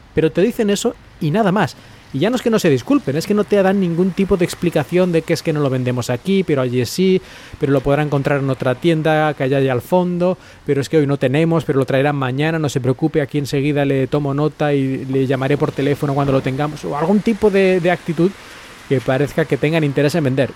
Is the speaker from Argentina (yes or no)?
no; Spain; moved away; los que somos de España